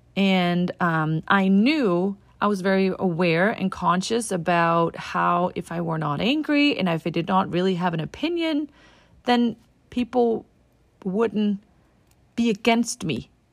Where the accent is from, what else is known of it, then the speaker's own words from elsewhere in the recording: Denmark; now in United States; I'm from Denmark and here in America